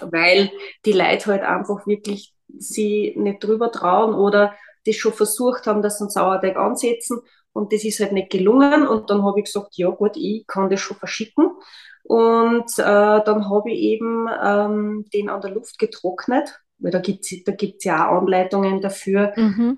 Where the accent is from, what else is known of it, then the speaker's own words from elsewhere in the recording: Austria; bei uns in Österreich